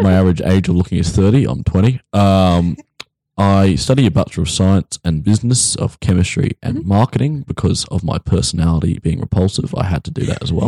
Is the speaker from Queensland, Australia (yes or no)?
yes; Brisbane, Queensland, Australia; accent: English twangs; I'm from Brisbane, despite what you might think of. I do have English twangs coming through